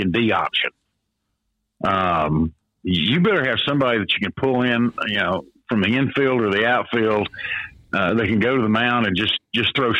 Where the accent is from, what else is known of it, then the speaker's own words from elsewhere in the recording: Nashville, Tennessee, United States; I grew up in East Nashville